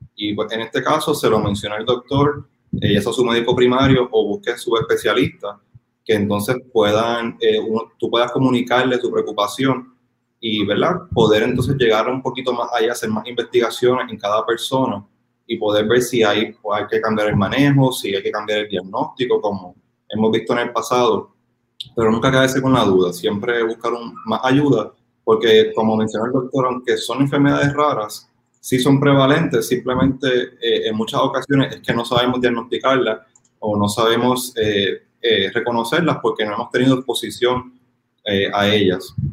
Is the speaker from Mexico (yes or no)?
no; Puerto Rico; somos una isla